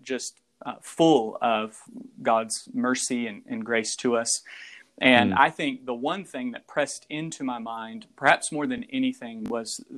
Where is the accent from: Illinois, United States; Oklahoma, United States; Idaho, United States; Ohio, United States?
Oklahoma, United States; moved away as an adult; also born or lived in Memphis / Wake Forest; now in La Crosse, Virginia, United States; We are originally from Oklahoma. We met there, got married there.